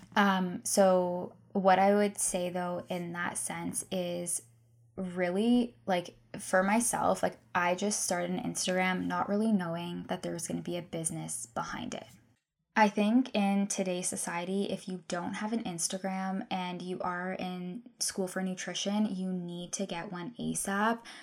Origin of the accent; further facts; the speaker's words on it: Guelph, Ontario, Canada; also born or lived in Victoria, British Columbia; I'm from Guelph